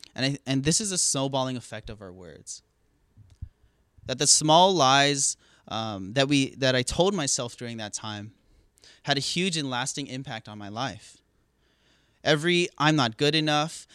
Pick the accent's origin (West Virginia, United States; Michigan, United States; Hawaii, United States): Hawaii, United States; moved away as an adult; now in California, United States; growing up in Hawaii